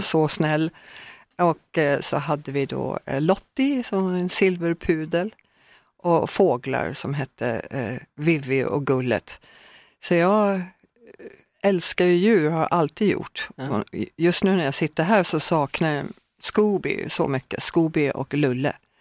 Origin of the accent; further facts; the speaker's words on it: Högsjö, Södermanland, Sweden; moved away; also born or lived in Norrköping / Texas / Los Angeles; hörde alltid jazz i mitt hem när jag växte upp i Högsjö